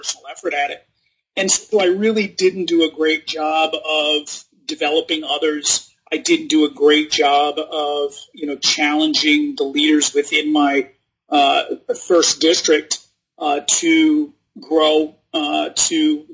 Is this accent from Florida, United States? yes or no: no; Rhode Island, United States; moved away as an adult; also born or lived in New York / New Hampshire / Virginia; I was raised in Rhode Island, went to school in New Hampshire